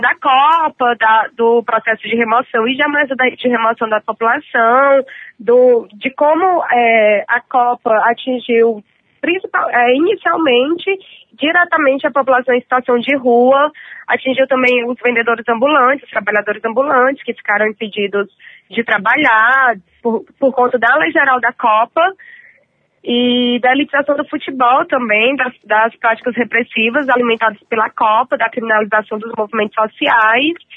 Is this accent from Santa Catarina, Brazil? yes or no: no; Fortaleza, Ceará, Brazil; now in São Paulo, Brazil; sou de Fortaleza, moro aqui em São Paulo, mas sou de Fortaleza